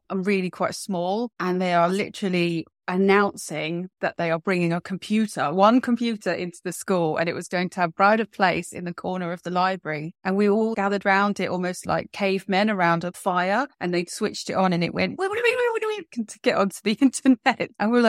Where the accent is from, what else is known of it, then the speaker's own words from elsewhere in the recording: London, United Kingdom; I actually grew up in London and I still live in London, but along the way, I've managed to live in other places, but London is definitely where my home and heart is.